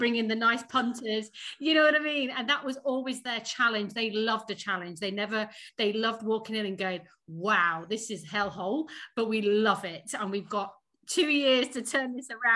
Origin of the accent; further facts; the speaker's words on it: Sheffield, Yorkshire and the Humber, United Kingdom; accent: northern; moved away as an adult; also born or lived in Surrey; now in London, United Kingdom; I am a Sheffield bird. I grew up in Sheffield.